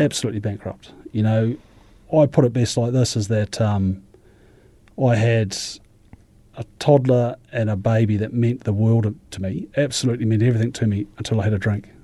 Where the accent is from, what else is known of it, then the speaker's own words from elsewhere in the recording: Ashburton, Canterbury, New Zealand; I come from Ashburton originally, actually, and born in Ashburton